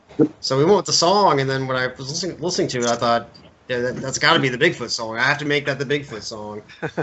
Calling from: Richmond, Virginia, United States; I'm calling from Richmond, Virginia.

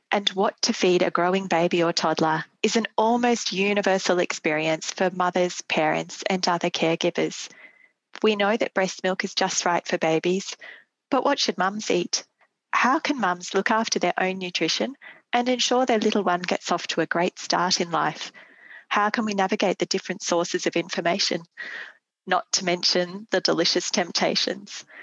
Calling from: Canberra, Australian Capital Territory, Australia; I am speaking from Canberra, on the traditional lands of the Ngunnawal people.

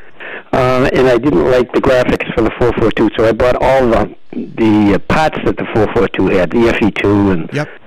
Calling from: West Bridgewater, Massachusetts, United States; I'm calling from West Bridgewater.

